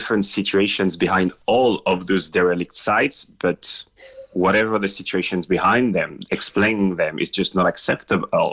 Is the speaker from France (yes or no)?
yes; Lille, Hauts-de-France, France; English is a second language; moved away as an adult; my hometown, which is Lille in north of France.